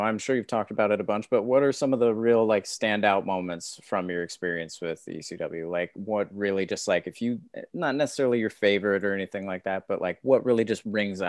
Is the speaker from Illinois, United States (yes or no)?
no; California, United States; I'm from California